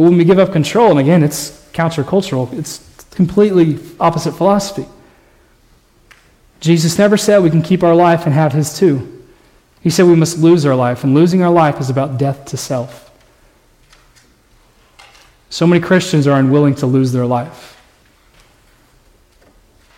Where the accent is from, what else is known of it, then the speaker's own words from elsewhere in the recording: Indiana, United States; moved away as an adult; also born or lived in Colorado; now in Texas, United States; I never wanted to leave Indiana. That was where I was from.